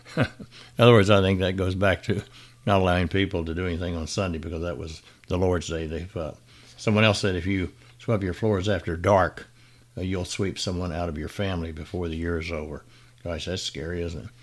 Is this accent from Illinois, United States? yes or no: no; Benton, Arkansas, United States; my hometown area of Benton, Arkansas